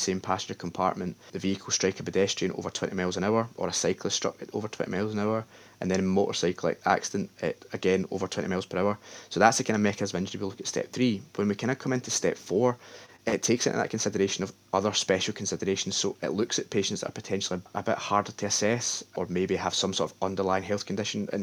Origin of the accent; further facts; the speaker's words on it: the West of Scotland, United Kingdom; I'm from the West